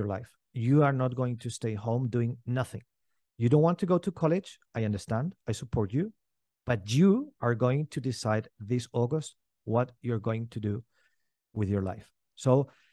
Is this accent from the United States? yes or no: no; Valencian Community, Spain; I grew up here in Spain. My father is German. My mother is Greek.